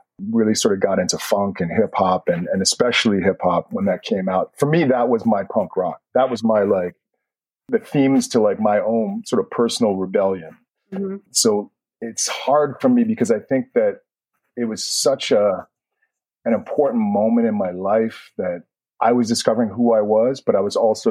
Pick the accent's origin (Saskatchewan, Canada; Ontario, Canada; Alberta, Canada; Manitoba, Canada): Alberta, Canada; Edmonton; moved away as an adult; now in New York, United States; growing up in Canada. The fact that I was in Edmonton, Canada, it was really long winters